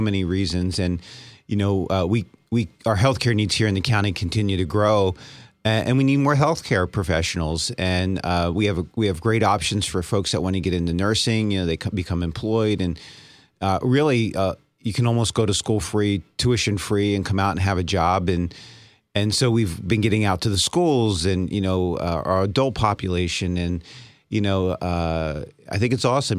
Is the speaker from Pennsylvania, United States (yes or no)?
yes; Easton, Pennsylvania, United States; I grew up in Easton